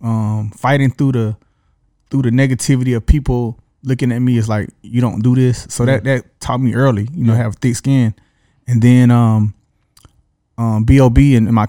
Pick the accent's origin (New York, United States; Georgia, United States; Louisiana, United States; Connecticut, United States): Georgia, United States; Atlanta; I'm from Southwest Atlanta, SWATs over there off on Camelton Road, Mount Gilead, grew up street from Thurrell, but I went to North Fulton, North Atlanta.